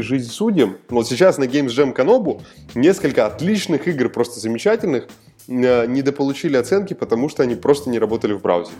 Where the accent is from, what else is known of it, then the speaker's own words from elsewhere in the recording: Moscow, Russia; я из Москвы